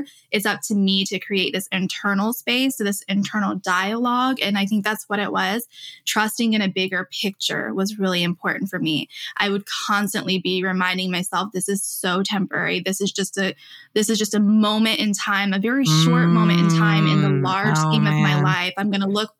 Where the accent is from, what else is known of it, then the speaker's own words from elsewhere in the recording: Illinois, United States; moved away as an adult; I finally did move back home to Illinois last year.